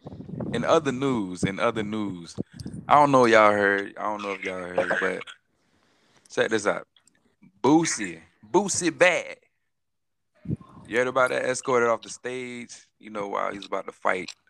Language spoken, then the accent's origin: English; Fort Pierce, Florida, United States; I'm from Fort Pierce, Florida